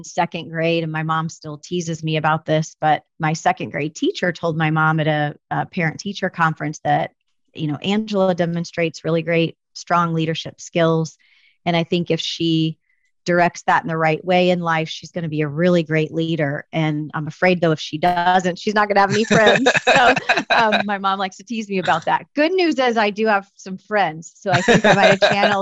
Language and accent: English; a small town in Southern Illinois, United States; moved away as an adult; now in Springfield, United States; I am from a small town in Southern Illinois